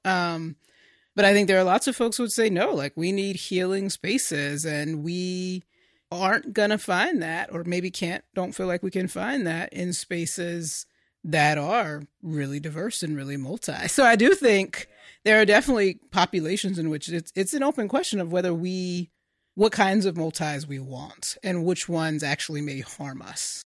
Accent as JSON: {"language": "English", "region": "North Carolina", "country": "United States", "tie": "born or raised there", "moved": "yes", "lives_now": "Washington, D.C., United States", "said": "the churches that I grew up in, in North Carolina, predominantly black churches"}